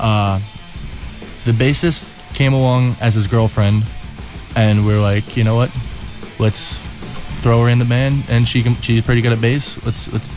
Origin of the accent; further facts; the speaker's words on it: Colonia, New Jersey, United States; I'm from Colonia, New Jersey